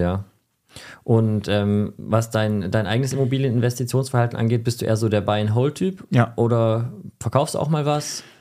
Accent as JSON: {"language": "German", "country": "Germany", "said": "ich bin Deutscher"}